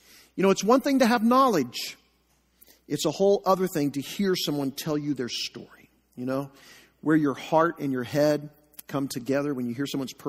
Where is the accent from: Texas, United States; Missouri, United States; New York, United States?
Missouri, United States; Joplin; also born or lived in Enid, Oklahoma; We moved to Joplin when I was about 3 years old